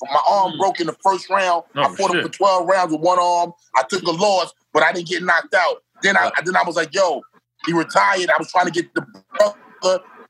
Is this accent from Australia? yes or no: no; New York City, New York, United States; he's from the Ville, I'm from the Ville